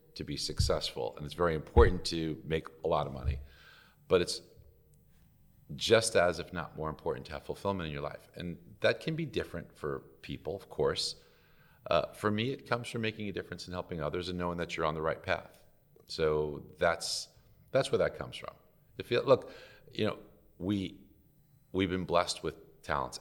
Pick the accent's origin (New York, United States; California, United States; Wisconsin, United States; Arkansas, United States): New York, United States; New York City; I grew up in Brooklyn, New York